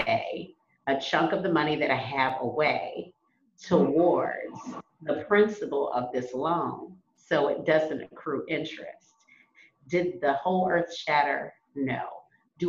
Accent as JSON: {"language": "English", "country": "United States", "said": "just being African American from America"}